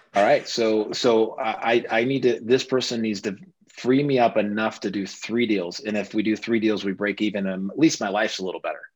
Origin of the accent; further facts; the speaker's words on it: Oklahoma, United States; moved away as an adult; also born or lived in Los Angeles, United States; now in Denver, United States; I grew up in Oklahoma, uh, then Los Angeles for college